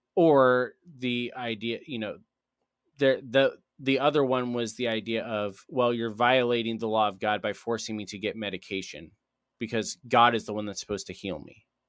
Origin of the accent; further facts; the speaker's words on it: United States; me as an American